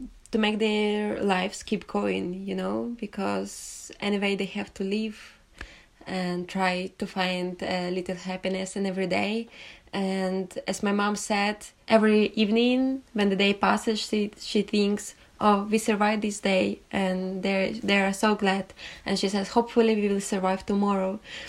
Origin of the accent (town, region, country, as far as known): Ukraine; born or raised there; moved away as an adult; now in London, United Kingdom